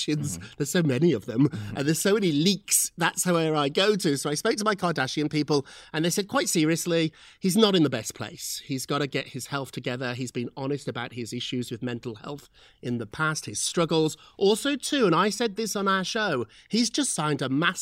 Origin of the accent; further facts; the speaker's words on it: United Kingdom; moved away; As a Brit